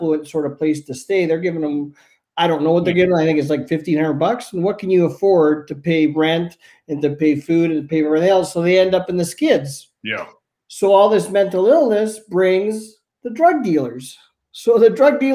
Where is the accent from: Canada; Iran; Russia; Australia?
Canada; Being Canadian